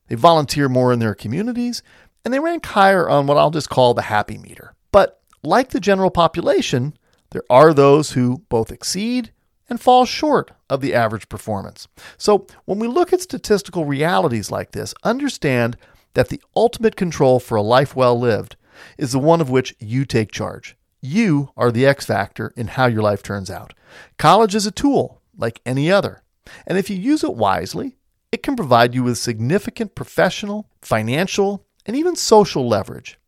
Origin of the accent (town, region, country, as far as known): United States